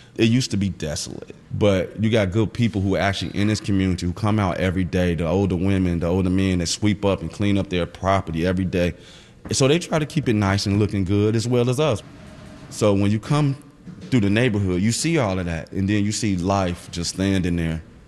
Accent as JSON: {"language": "English", "town": "Chicago", "region": "Illinois", "country": "United States", "tie": "born or raised there", "said": "I grew up in West Garfield Park area"}